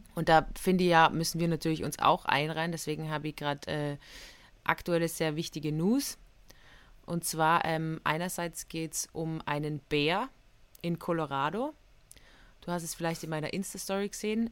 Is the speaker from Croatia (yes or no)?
no; Innsbruck, Tyrol, Austria; Ich bin ja aufgewachsen in Tirol, in Innsbruck